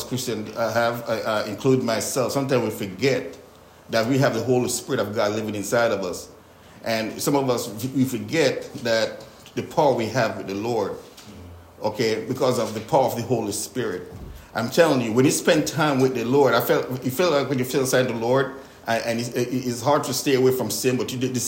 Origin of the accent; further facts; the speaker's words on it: Jamaica; growing up in Jamaica